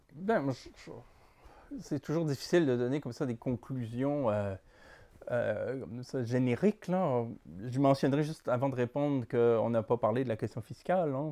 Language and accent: French; Quebec, Canada; Quand on est québécois